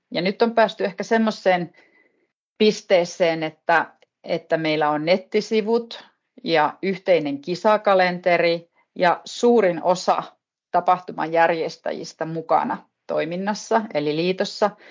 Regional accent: Pello, Lapland, Finland; now in Ylläs, Finland; olen naapuripitäjästä kotoisin pellosta

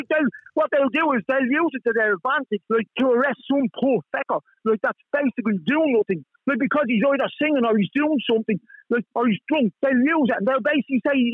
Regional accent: Ireland; We are Irish citizens. We are born in Ireland. We weren't born elsewhere.

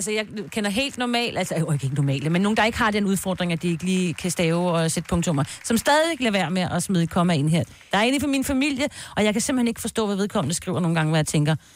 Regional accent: Bornholm, Capital Region of Denmark, Denmark; er fra Bornholm.

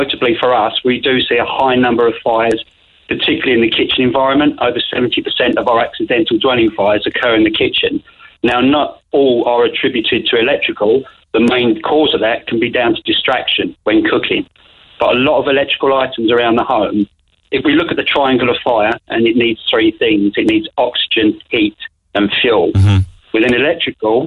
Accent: England, United Kingdom; moved away as an adult; now in Kanturk, Ireland; I'm the Englishman in Kanturk

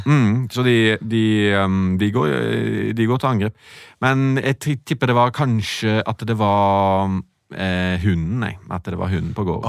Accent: Sveio, Vestland, Norway; moved away; sånn vokste jeg opp i Sveio.

